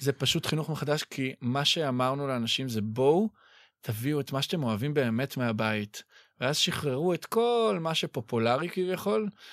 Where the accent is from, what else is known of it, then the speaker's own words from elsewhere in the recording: Ramat HaSharon, Tel Aviv District, Israel; בילדותי ברמת השרון